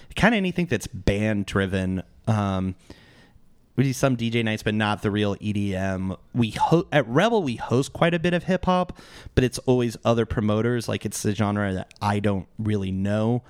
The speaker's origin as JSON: {"language": "English", "town": "Mesa", "region": "Arizona", "country": "United States", "tie": "born or raised there", "said": "I grew up in East Mesa"}